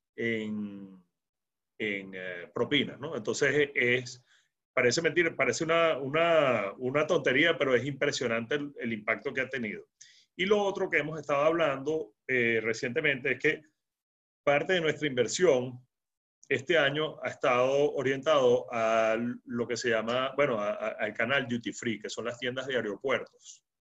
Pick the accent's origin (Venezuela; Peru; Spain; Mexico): Venezuela; los venezolanos nos quedamos